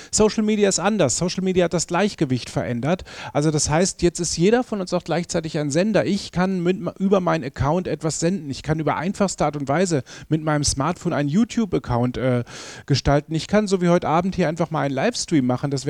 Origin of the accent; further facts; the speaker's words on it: North Rhine-Westphalia, Germany; moved away as an adult; now in Vienna, Austria; Ich komme eigentlich aus, aus Ostwestfalen. Das ist ziemlich weit nordwestlich in Deutschland.